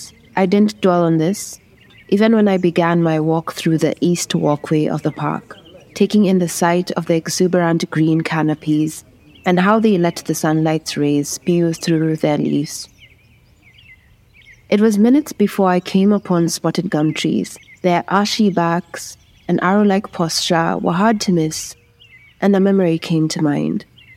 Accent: Kenya; I am a Kenyan communications specialist.

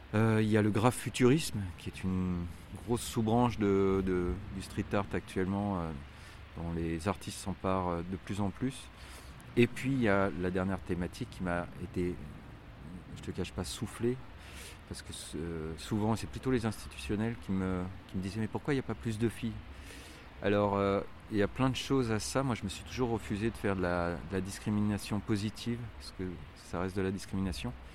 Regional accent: Lyon, Auvergne-Rhône-Alpes, France; also born or lived in Barranquilla, Colombia; on est de Lyon

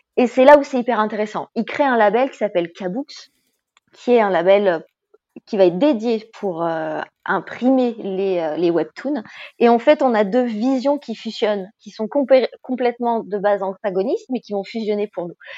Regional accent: France; en tant que Français

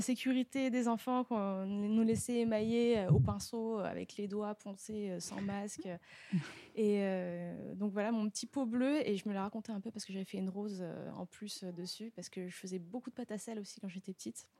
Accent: Paris region, Île-de-France, France; now in Montreuil, France; je viens de la région parisienne, voilà, et puis de Paris euh, où j'ai habité euh, assez longtemps. Maintenant, je suis à Montreuil

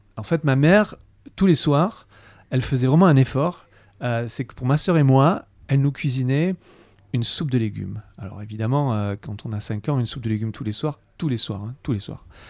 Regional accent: Avignon, Provence-Alpes-Côte d'Azur, France; je, suis né à Avignon, donc j'ai eu la chance de, grandir entouré de, fruits, de légumes

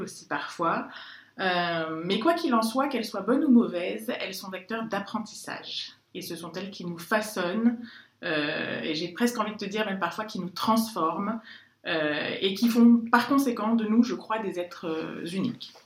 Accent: France; je suis française, je le revendique et j'en suis très fière

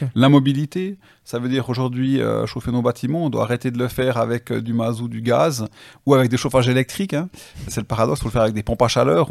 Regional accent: Switzerland; chez nous en Suisse

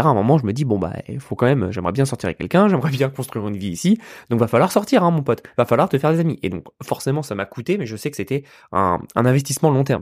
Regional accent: Yvelines, Île-de-France, France; moved away as an adult; now in United States; je suis né, je suis né dans les Yvelines, euh, à côté de Paris

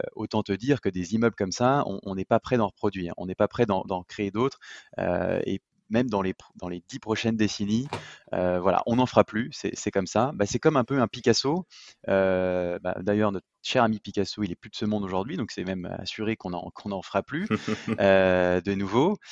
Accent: Lyon, Auvergne-Rhône-Alpes, France; je suis lyonnais

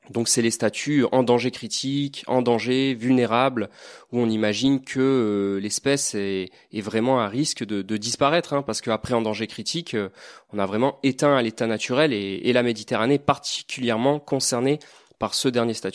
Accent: Toulon, Provence-Alpes-Côte d'Azur, France; je suis du Var, en effet. Donc, euh, de hier, j'ai découvert le milieu marin euh, en allant à Porquerolles, Porquerolles, et aussi en, en plongeant dans des zones beaucoup moins raffinées, comme les ports à Toulon.

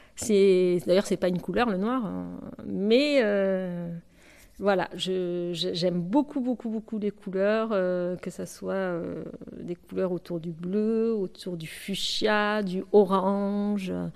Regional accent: Bordeaux, Nouvelle-Aquitaine, France; moved away; also born or lived in United States; je suis bordelaise à la base

